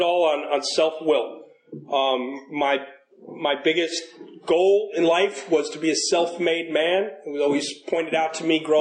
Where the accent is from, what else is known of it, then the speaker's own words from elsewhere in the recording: New York City, New York, United States; So I was born in New York City. Grew up in the 70s and the 80s